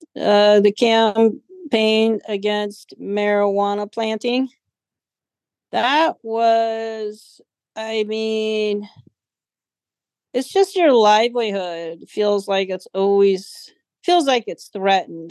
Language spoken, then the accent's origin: English; Humboldt, California, United States; Growing up in Humboldt was it was adventurous, exciting